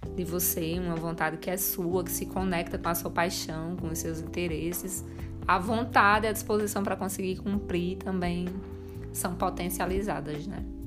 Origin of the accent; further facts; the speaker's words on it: Rio Grande do Norte, Brazil; now in Campinas, Brazil; nós somos do Rio Grande do Norte, com raiz novos.